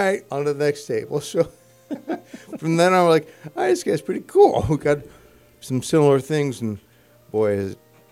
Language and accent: English; Bay Village, Ohio, United States; I was from Bay Village